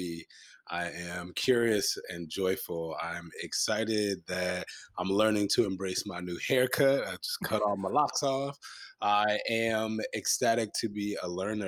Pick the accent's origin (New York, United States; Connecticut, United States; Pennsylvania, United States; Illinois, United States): Connecticut, United States; Hartford; now in Philadelphia, United States; I'm originally from Hartford, Connecticut, you know, a New Englander by trade